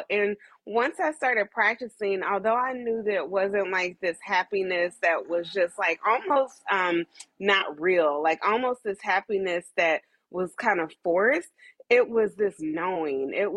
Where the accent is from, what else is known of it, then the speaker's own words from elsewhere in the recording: Dayton, Ohio, United States; moved away as an adult; also born or lived in Atlanta, Georgia; now in New York, United States; I'm originally from Dayton, Ohio